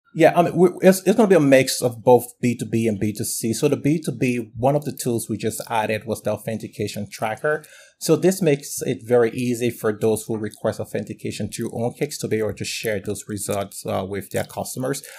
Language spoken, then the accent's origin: English; Liberia; now in United States; I'm originally from Liberia, West Africa, and I've been in the U S for probably over, uh, over twelve years